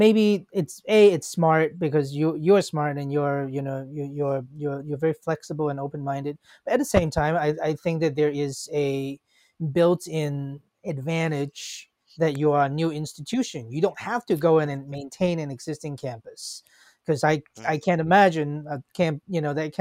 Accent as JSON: {"language": "English", "country": "Hong Kong", "tie": "born or raised there", "moved": "yes", "lives_now": "United States", "said": "when I was a kid, I grew up in Hong Kong"}